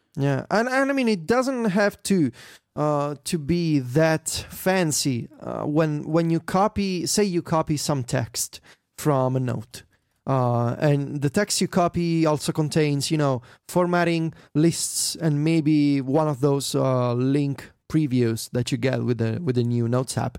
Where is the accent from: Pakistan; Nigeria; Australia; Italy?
Italy; my hometown